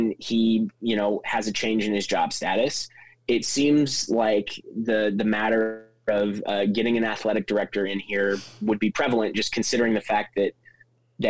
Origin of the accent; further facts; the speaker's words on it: Kansas, United States; moved away as an adult; also born or lived in Missouri / Little Rock, Arkansas; now in Auburn, United States; I'm from Kansas originally, went to school at Missouri